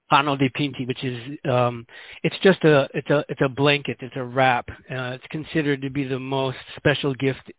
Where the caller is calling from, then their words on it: Guinea-Bissau; as I said, I'm calling here from Guinea-Bissau.